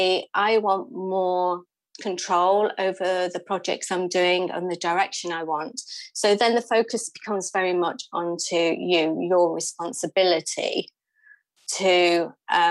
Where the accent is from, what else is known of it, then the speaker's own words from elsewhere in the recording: United Kingdom; also born or lived in London; I moved from London back up here to sort of where I'm from in the middle of the UK.